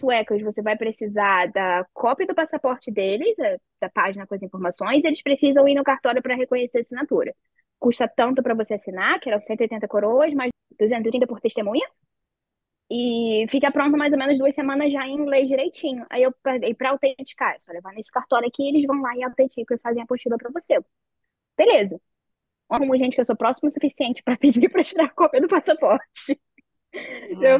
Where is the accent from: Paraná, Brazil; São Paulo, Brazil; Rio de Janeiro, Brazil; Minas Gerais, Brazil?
Rio de Janeiro, Brazil; moved away as an adult; also born or lived in Curitiba; now in Netherlands; eu sou do Rio